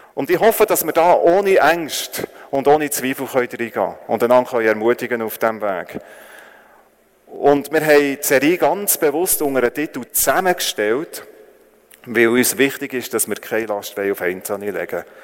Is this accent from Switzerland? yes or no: yes; Switzerland; also born or lived in Northern Thailand; weil ich als, Le als Schweizer Lehrer dort geschafft habe